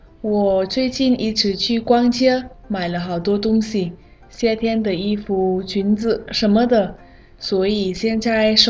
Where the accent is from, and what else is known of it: Vietnam; Chinese is a second language; moved away